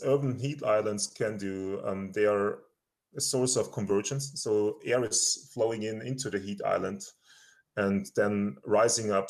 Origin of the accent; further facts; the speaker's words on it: Austria; moved away as an adult; now in Colorado, United States; I'm originally from Austria. I did my PhD there and my master's